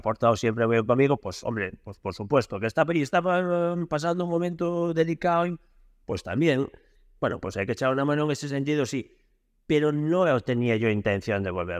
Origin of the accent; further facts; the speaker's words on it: Lugo, Galicia, Spain; yo soy de Lugo